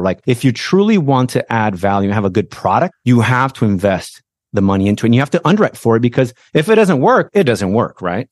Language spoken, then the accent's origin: English; Brazil; English is a second language; moved away as an adult; now in United States; I was born in Brazil, immigrated to the States as a young man, all right? So I didn't speak the language